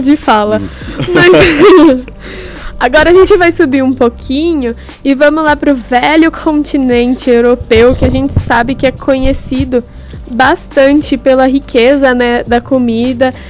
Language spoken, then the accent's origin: Portuguese; Santo André, São Paulo, Brazil; eu que sou de Santo André